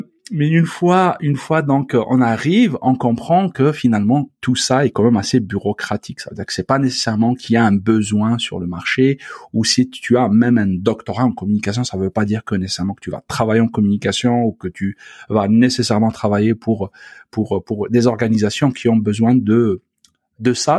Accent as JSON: {"language": "French", "country": "Algeria", "moved": "as an adult", "lives_now": "Quebec, Canada", "said": "mon pays d'origine, donc l'Algérie"}